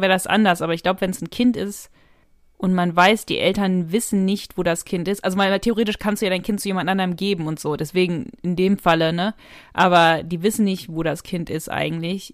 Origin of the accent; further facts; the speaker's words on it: North Rhine-Westphalia, Germany; Ich komme ja aus Nordrhein-Westfalen